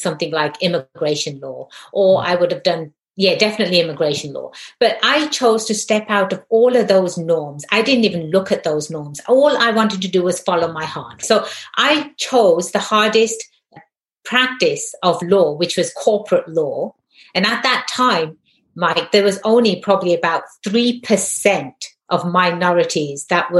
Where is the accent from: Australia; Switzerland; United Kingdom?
United Kingdom; England; In England, I'm Indian, but my ethnicity is Indian. My nationality is English. Right? I am a British person. In England, we don't say I'm an Indian English.